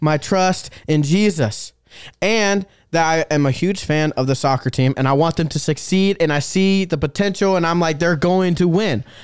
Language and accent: English; Des Moines, Iowa, United States; now in Dubuque, United States; I'm from Des Moines, and we have a really nice farmer's market in Des Moines